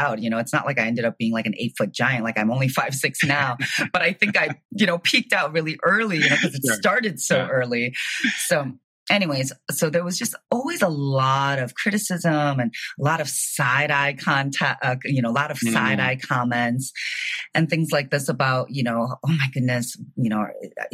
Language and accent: English; Chicago, Illinois, United States; moved away as an adult; also born or lived in San Francisco; now in Miami, United States; I was born and raised in Chicago